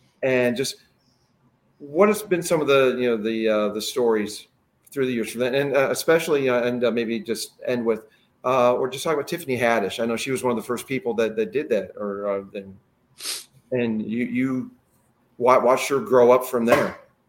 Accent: Ohio, United States; also born or lived in Pennsylvania / Chicago; I mean, I'm a North Coast guy, Pennsylvania, growing up in Ohio and Chicago.

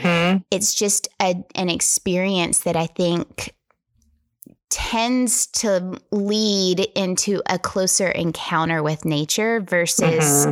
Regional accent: Tennessee, United States; I'm from Tennessee

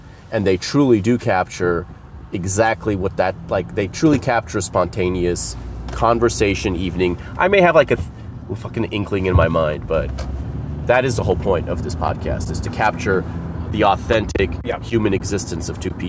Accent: Los Angeles, California, United States; I'm from Little Armenia.

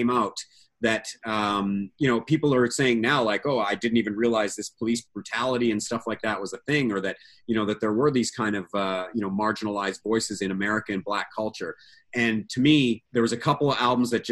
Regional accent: Canada; also born or lived in Alberta / Saskatchewan; As a young boy growing up in Alberta and Saskatchewan

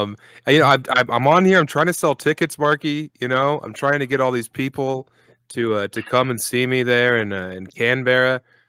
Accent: United States; I'm an American citizen.

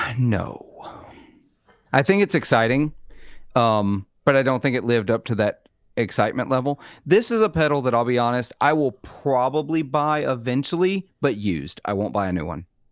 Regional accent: Mississippi, United States; I am from Mississippi.

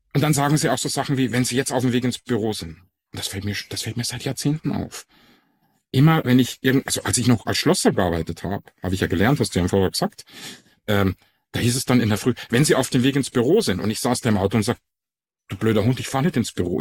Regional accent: Ingolstadt, Bavaria, Germany; accent: Bavarian; moved away as an adult; now in Frankfurt, Germany; ich komme aus, aus Ingolstadt ursprünglich. Man merkt's ja fast gar nicht, dass ich einen bayerischen Dialekt habe, aber da komme ich ursprünglich her

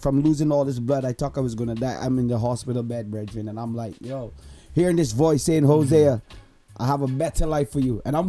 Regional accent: Barbados; now in Canada; I hail from Barbados. I'm a Bajan. I'm living here in Canada.

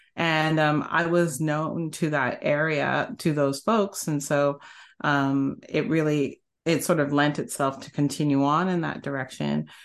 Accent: Canada; moved away as an adult; also born or lived in Bay Area, United States; now in United States; I started off in Canada 'cause I'm Canadian

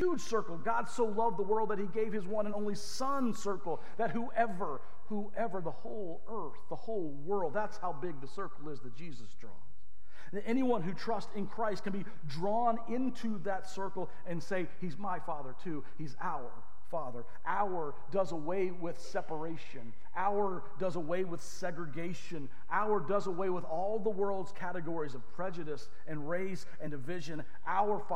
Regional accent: the South, United States; moved away; I grew up in the South. This is an "all y'all" kind of thing

